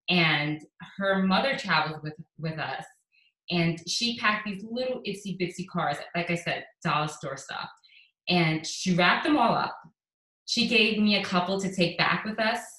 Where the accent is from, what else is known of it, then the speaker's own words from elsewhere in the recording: St. Lucia; we had to take a plane to Miami and then get a connecting flight to St. Lucia, and I'm from St. Lucia.